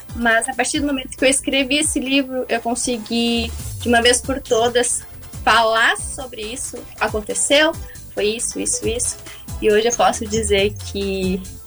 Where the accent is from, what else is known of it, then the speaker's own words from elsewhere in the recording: Rio Grande, Rio Grande do Sul, Brazil; now in Porto Alegre, Brazil; Sou natural de Rio Grande